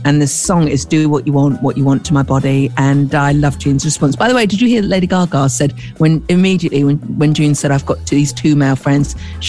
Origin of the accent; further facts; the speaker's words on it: Aberdeen, Scotland, United Kingdom; now in Manchester, United Kingdom; Manchester, from Scotland originally. Aye, assassinach! Yeah. Trained in performing arts, my tweets are my own. I'm Scottish as well, Neil.